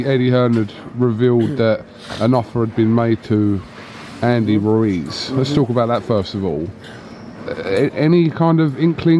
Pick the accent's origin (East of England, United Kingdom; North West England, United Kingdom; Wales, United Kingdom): East of England, United Kingdom; Chelmsford; Yeah, that's where I was born.